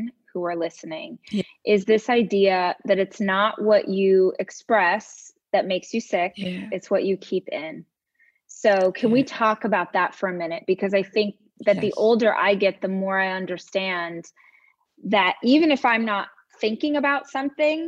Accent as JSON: {"language": "English", "region": "the South", "country": "United States", "tie": "born or raised there", "said": "I was raised in Southern culture"}